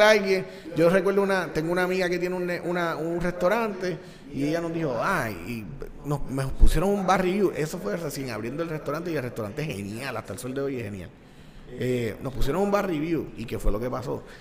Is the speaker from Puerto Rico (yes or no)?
yes; Puerto Rico; yo soy de Puerto Rico